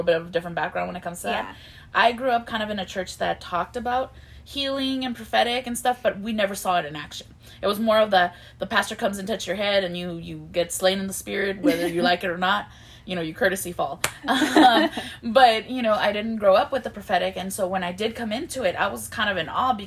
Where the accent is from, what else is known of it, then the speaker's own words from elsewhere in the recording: Mexico; moved away; I was born in Mexico